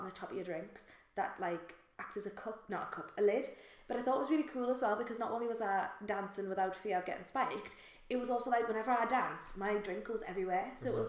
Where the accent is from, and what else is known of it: Shields, North East England, United Kingdom